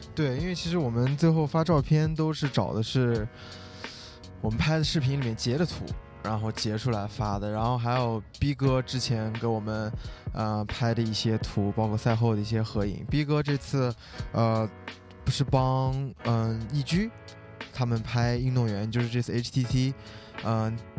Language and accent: Chinese; Xinjiang, China; 我作为一个新疆人